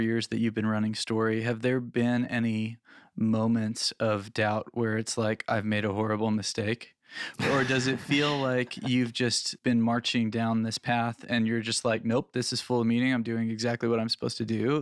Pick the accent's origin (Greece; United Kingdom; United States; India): United States; Phoenix, Arizona; I grew up in Phoenix, Arizona